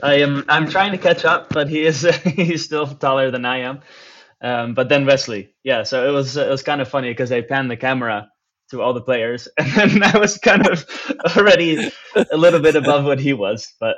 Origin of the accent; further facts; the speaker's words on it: Amsterdam, North Holland, Netherlands; English is a second language; I am a born and raised Dutchman. I was born in Amsterdam, actually, and haven't moved outside of Amsterdam officially up until this time.